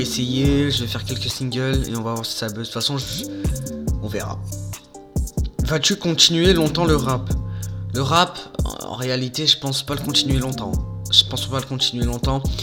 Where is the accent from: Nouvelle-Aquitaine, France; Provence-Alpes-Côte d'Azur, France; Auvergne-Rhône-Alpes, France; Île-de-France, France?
Provence-Alpes-Côte d'Azur, France; Marseille; moved away; also born or lived in Bourgoin-Jallieu; moi, je suis né à Marseille. J'habitais euh, pendant 12 ans à Marseille j'ai fait ma vie à Marseille